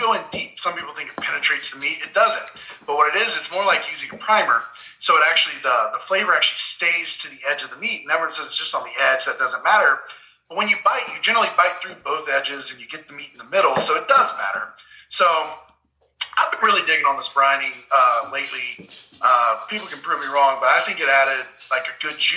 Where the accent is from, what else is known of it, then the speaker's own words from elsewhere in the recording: Memphis, Tennessee, United States; moved away; growing up in Memphis